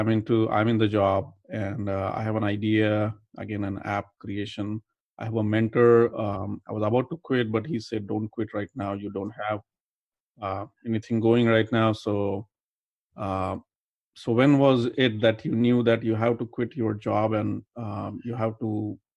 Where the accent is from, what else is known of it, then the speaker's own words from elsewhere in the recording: India; moved away as an adult; now in Detroit, United States; I'm originally from India. So now mm-hmm. I'm here for 20 years.